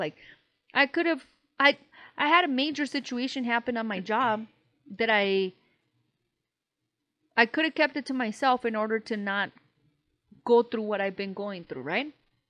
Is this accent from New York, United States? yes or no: yes; New York, United States; accent: New York; because we're from New York. It's a stupid-ass accent, stupid-ass fucking commentary.